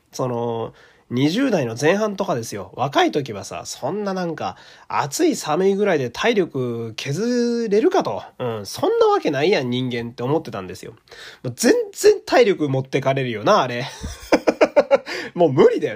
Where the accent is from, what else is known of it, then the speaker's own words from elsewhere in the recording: Fukui, Japan; moved away; 私の地元の福井県立恐竜博物館